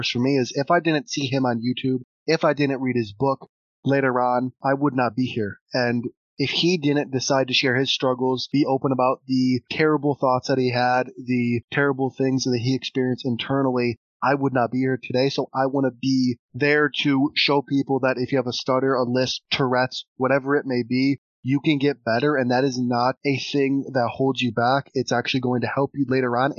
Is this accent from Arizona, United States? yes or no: no; Toledo, Ohio, United States; I am from Toledo, Ohio, in the U.S.